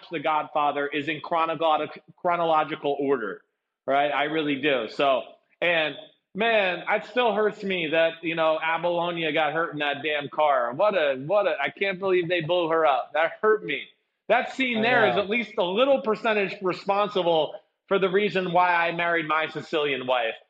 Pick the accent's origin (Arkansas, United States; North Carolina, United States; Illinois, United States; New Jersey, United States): New Jersey, United States; where I grew up in North Jersey